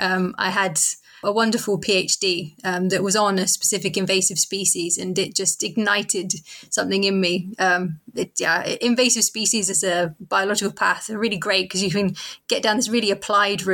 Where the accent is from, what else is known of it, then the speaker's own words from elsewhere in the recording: Cornwall, South West England, United Kingdom; I grew up in Cornwall